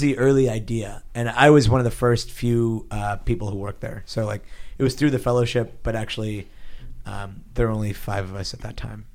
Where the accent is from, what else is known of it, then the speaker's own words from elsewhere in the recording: Pittsburgh, Pennsylvania, United States; now in San Francisco, United States; I grew up in Pittsburgh, Pennsylvania. I actually, like, as, as a kid, we moved around a little bit, but mostly in Pittsburgh, Pennsylvania